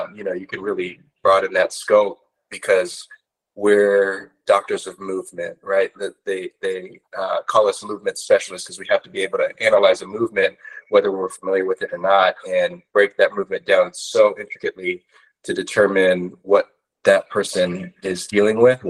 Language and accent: English; Corona, California, United States; also born or lived in Orange County, California; I grew up in Corona at Centennial